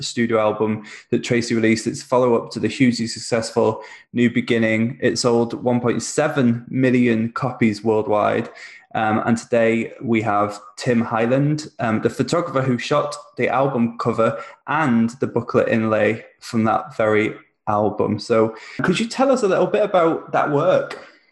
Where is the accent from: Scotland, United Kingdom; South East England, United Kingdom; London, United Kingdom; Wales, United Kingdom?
Wales, United Kingdom; near Wrexham; now in Manchester, United Kingdom; I'm in Manchester. I'm actually from Wales originally